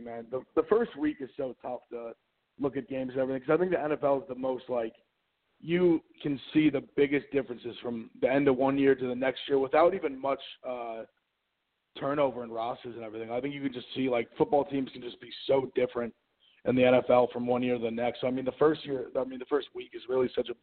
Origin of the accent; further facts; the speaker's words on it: New York, United States; also born or lived in Ohio State University; I'm from New York